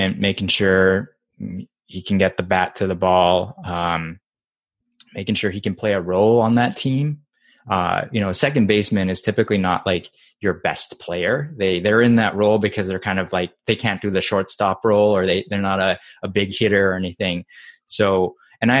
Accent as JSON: {"language": "English", "country": "Japan", "tie": "born or raised there", "moved": "yes", "said": "I grew up in Japan, and baseball is like a religion there"}